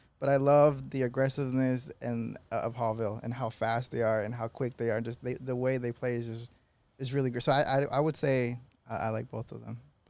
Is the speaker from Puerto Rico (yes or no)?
no; Peru; moved away; Well, I'm originally from Peru, so shout out to my Peruvians out there